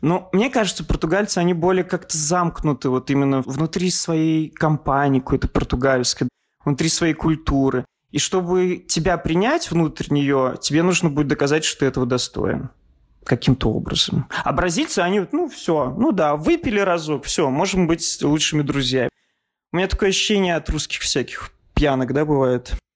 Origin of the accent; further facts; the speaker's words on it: Russia; now in Portugal; мы там из России